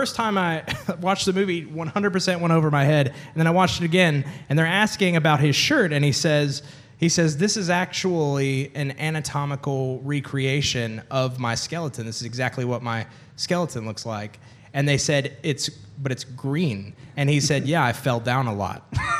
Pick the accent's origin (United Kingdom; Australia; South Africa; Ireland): United Kingdom; I'm actually British.